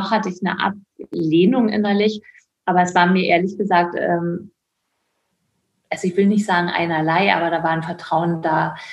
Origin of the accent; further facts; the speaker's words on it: Caucasus, Russia; now in Germany; also Russland und äh, Kaukasien, da wo ich herkomme, ist wirklich sehr verschieden von Deutschland.